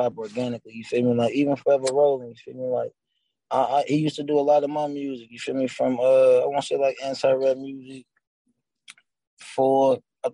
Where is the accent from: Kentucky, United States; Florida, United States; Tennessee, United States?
Kentucky, United States; Louisville; I'm from Louisville, Kentucky, you feel me? Like, Clarksdale Projects, Eastside to be exact